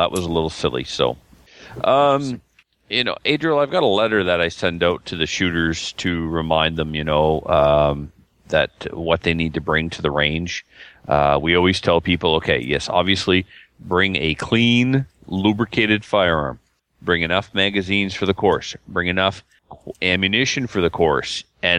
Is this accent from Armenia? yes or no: no; Nova Scotia, Canada; now in British Columbia, Canada; if my black badge was taught to me in Nova Scotia, and I'm from Nova Scotia, and I moved to BC, I'm allowed to shoot there.